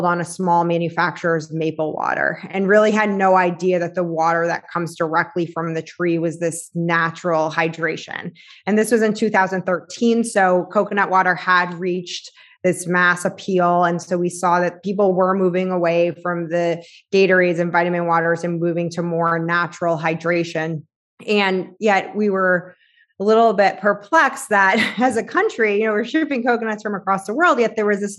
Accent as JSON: {"language": "English", "town": "Boston", "region": "Massachusetts", "country": "United States", "said": "So I was in sales for tech, and I'm from Boston."}